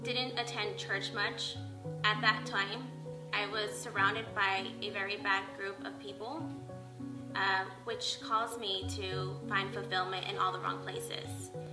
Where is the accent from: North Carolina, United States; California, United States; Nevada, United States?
Nevada, United States; Las Vegas; I'm from Las Vegas